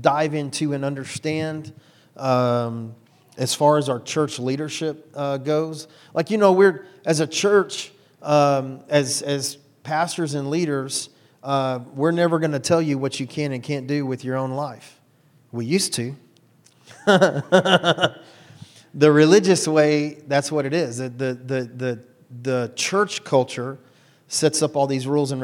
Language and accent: English; Houston, Texas, United States; I'm 100% white boy from right here in Houston